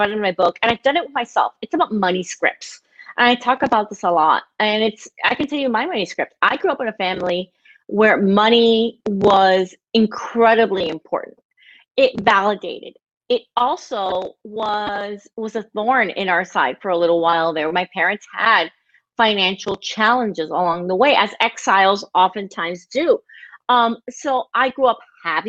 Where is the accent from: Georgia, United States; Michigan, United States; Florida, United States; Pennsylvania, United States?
Florida, United States; Miami; I grew up in Miami, Florida. I am the quintessential Cuban American princess